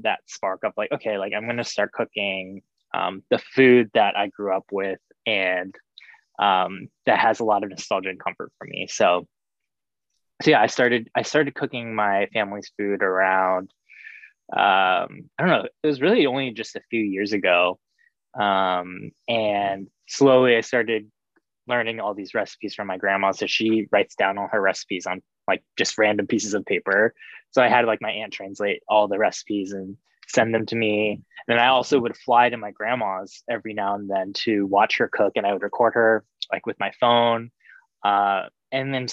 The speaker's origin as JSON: {"language": "English", "town": "Cincinnati", "region": "Ohio", "country": "United States", "tie": "born or raised there", "also_born_or_lived": "Texas", "said": "I grew up in Cincinnati"}